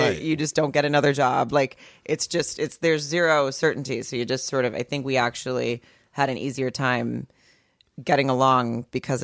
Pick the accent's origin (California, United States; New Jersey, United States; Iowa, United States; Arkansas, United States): Arkansas, United States; I grew up in Arkansas